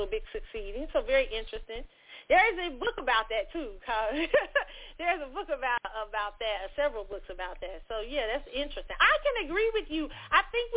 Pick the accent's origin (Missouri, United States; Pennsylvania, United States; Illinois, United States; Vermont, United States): Missouri, United States; Kansas City; moved away as an adult; now in Texas, United States; I was born in Kansas City, Missouri